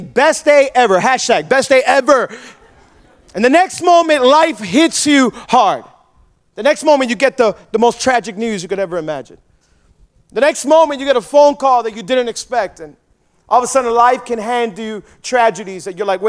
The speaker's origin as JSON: {"language": "English", "town": "Hialeah", "region": "Florida", "country": "United States", "tie": "born or raised there", "said": "I'm born and raised in Hialeah"}